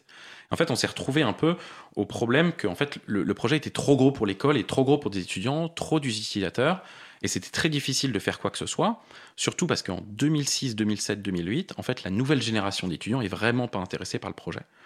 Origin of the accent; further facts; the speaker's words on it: Paris, Île-de-France, France; je suis parisien, j'ai vécu la plupart de ma vie à Paris